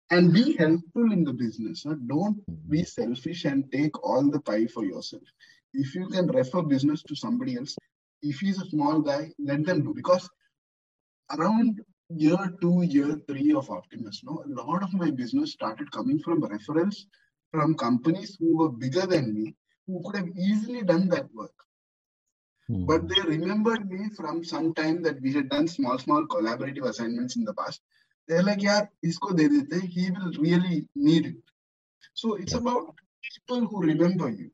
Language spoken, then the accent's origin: English; India; now in Dubai, United Arab Emirates; I'm Indian by culture